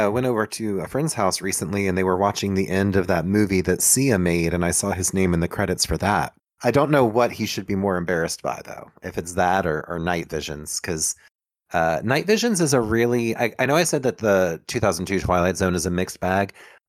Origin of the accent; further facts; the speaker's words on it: Louisiana, United States; I think what we're revealing is that we're all from Louisiana.